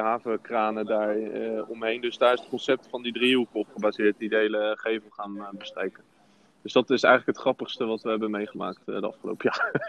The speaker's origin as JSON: {"language": "Dutch", "town": "Rotterdam", "region": "South Holland", "country": "Netherlands", "said": "En we zijn ook eh, Rotterdammers"}